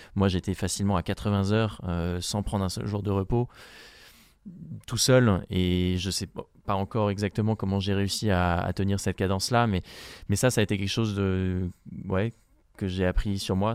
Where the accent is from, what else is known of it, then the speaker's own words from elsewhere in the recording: France; je suis le premier français